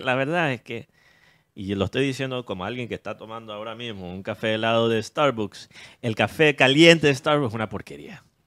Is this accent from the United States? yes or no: yes; United States; Spanish is a second language; siendo yo gringo